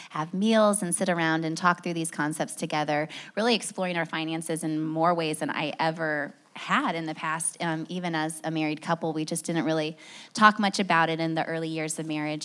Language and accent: English; Indiana, United States; also born or lived in Boston / Chicago; now in Nashville, United States; We lived in Boston and Chicago before that, born and raised in Indiana